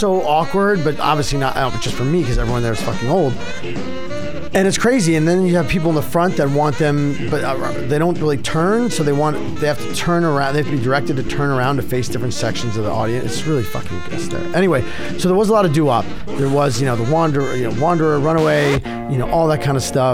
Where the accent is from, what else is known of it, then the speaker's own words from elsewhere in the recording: Philadelphia, Pennsylvania, United States; now in Brooklyn, United States; I'm originally from Philly